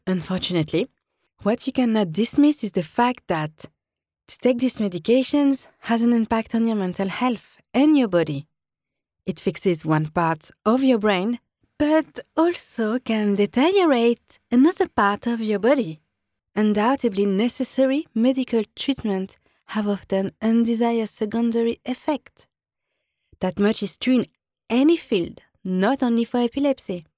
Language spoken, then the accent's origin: English; France; accent: French; English is a second language; now in London, United Kingdom; I'm always in contact with friends and family in France